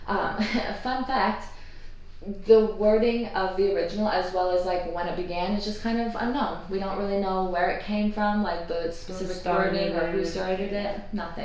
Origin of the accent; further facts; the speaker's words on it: United States; accent: American; I'm American